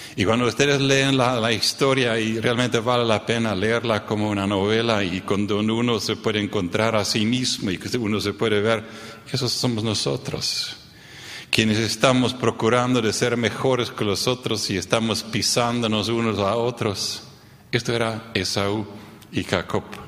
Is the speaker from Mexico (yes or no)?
no; Neuland, Boquerón, Paraguay; Yo crecí en el Chaco paraguayo, en la colonia Neuland.